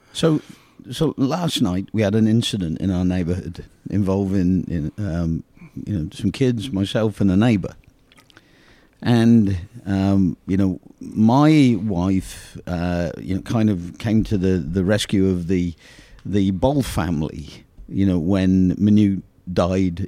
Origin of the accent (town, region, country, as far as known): England, United Kingdom; born or raised there; moved away